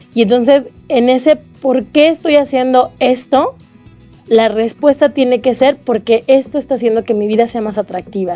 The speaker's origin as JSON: {"language": "Spanish", "country": "Mexico", "said": "como mexicanos"}